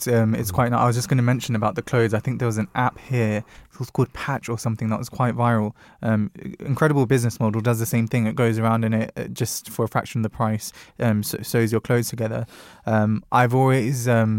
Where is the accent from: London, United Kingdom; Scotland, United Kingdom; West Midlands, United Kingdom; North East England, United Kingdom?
London, United Kingdom; You know, you might remember as a Londoner